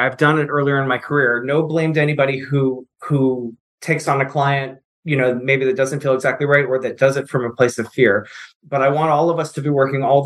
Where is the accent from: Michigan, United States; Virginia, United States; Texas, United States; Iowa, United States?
Virginia, United States; moved away; also born or lived in St. Mary's City, Maryland; I'm from Virginia originally